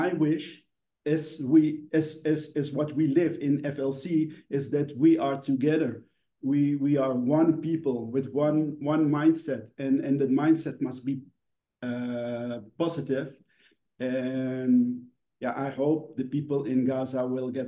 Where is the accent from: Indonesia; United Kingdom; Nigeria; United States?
Indonesia; where we come from Indonesia